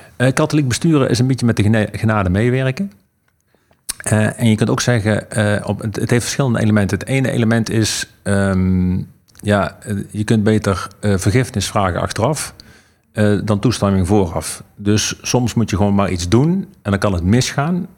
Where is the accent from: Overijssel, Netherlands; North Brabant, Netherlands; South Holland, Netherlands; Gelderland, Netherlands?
North Brabant, Netherlands; Eindhoven; moved away; toen ik nog in Eindhoven woonde